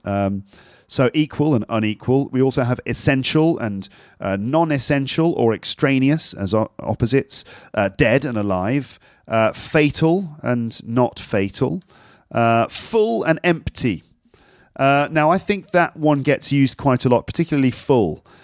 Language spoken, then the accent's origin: English; London, United Kingdom; now in Paris, France; I'm from London, but at the moment I'm living in Paris